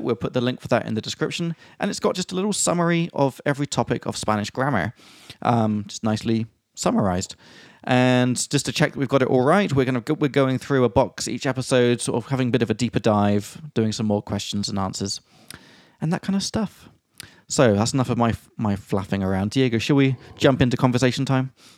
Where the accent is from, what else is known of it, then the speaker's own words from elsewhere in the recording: England, United Kingdom; I'm from England